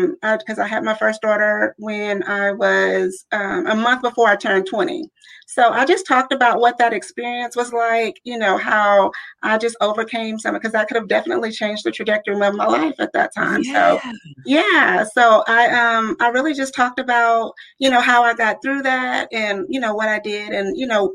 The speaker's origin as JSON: {"language": "English", "region": "Louisiana", "country": "United States", "moved": "yes", "lives_now": "Richmond, United States", "said": "I am originally from Louisiana"}